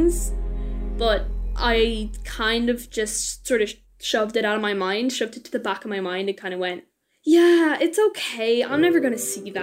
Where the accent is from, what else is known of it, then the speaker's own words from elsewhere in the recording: Limerick, Munster, Ireland; I'm from Limerick and I'm a climate ambassador